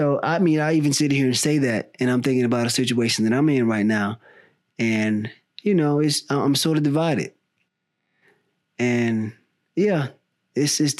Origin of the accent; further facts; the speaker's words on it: the South, United States; now in California, United States; I grew up in the South